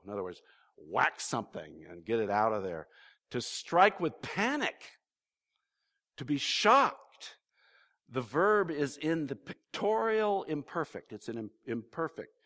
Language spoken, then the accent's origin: English; California, United States; I'm a Californian